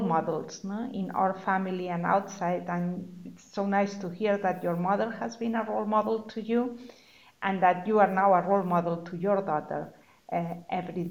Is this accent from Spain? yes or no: yes; Spain; moved away as an adult; also born or lived in Germany / Mexico / United States; I am originally from Spain.